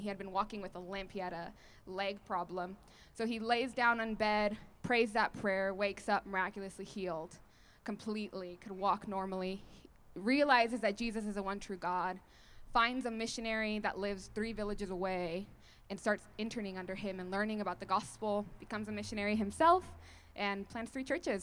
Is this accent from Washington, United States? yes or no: yes; Washington, United States; We grew up in Washington State